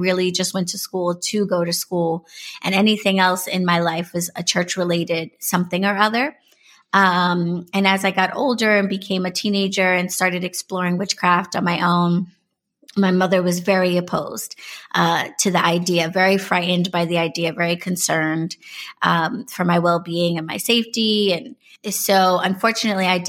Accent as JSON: {"language": "English", "town": "New York City", "region": "New York", "country": "United States", "tie": "born or raised there", "said": "I was born and raised in New York City. I am a native New Yorker all day."}